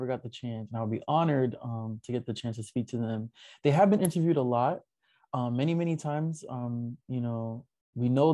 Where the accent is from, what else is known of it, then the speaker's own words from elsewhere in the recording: New York, United States; me being a New Yorker